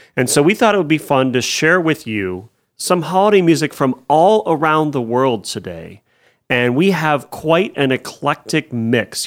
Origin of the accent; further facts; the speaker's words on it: United States; also born or lived in Erie, Pennsylvania / Cleveland, Ohio; growing up in Erie and Cleveland